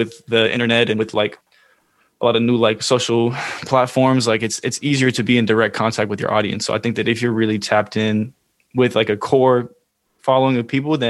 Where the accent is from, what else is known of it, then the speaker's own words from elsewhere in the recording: Oakland, California, United States; I'm from the Bay Area. I'm from Oakland